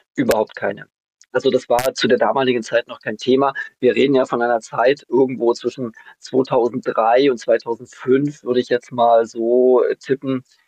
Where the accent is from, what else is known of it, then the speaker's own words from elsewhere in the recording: Germany; Ich bin nämlich noch in der DDR groß geworden